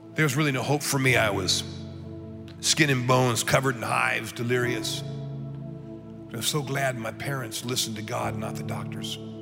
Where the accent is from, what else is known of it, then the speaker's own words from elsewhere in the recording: United States; I'm an American